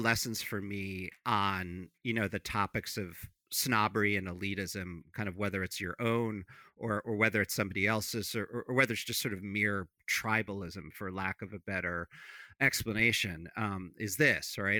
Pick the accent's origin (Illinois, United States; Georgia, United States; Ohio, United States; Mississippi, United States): Illinois, United States; Chicago; I come from Chicago.